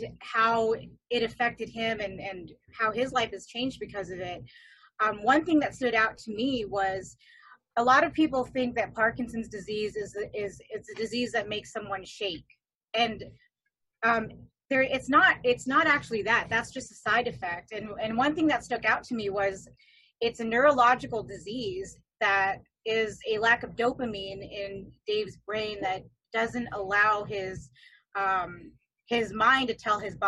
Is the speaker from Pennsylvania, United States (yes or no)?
no; California, United States; growing up in California